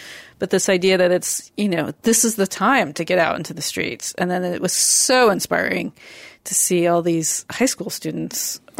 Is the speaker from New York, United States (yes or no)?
yes; New York, United States; And I definitely experienced it as a New Yorker, but I was back in Seattle.